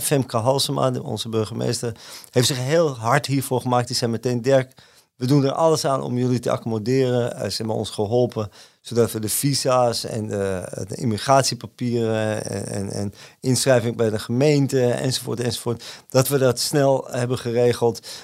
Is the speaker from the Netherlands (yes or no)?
yes; Amsterdam, North Holland, Netherlands; ik ben geboren en getogen in Amsterdam